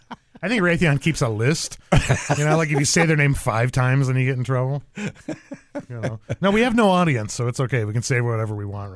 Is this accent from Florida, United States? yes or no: no; Arizona, United States; moved away; I'm from Arizona originally.